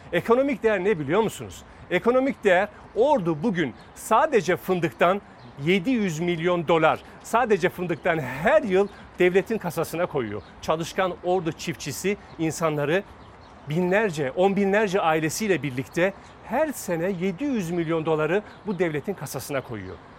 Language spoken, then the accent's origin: Turkish; Fatsa, Ordu, Turkey; biz bunu Fatsa'da yaşıyoruz.